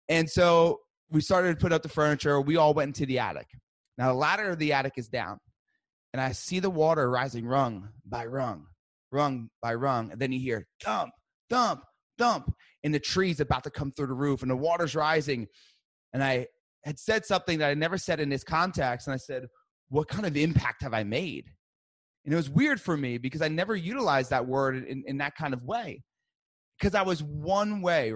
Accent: New Jersey, United States; I'm from Jersey. I'm Italian.

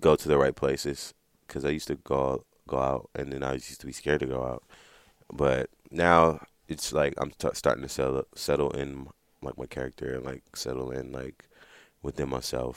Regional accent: Los Angeles, California, United States; I'm from Watts, you know, from all those areas, Compton, Watts, Long Beach, and all those

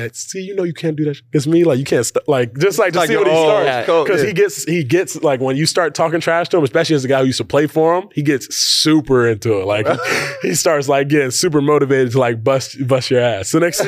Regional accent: Charlotte, North Carolina, United States; I grew up watching Kemba in Charlotte, North Carolina.

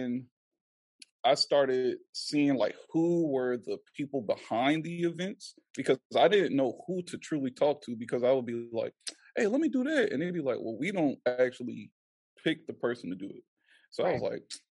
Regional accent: Charleston, South Carolina, United States; I'm from West Ashley. I'm right from here. Lived here all my life.

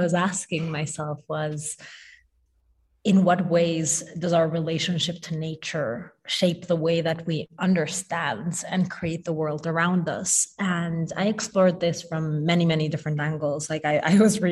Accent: Mexico City, Mexico; moved away; also born or lived in New York / Tokyo; I grew up in Mexico City, and I lived in New York for a really long time

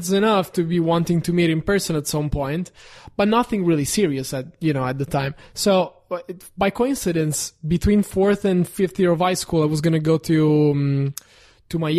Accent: Italy; English is a second language; now in Los Angeles, United States

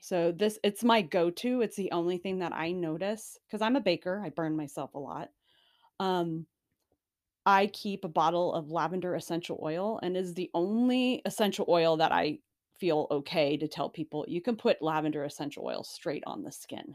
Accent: Phoenix, Arizona, United States; moved away; I grew up in Phoenix

